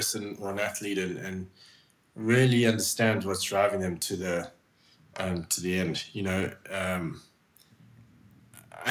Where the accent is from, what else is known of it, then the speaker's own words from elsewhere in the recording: South Africa; moved away as an adult; also born or lived in Switzerland; growing up in South Africa